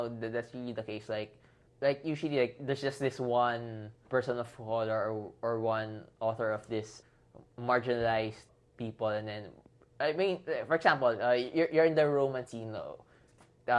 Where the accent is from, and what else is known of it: Philippines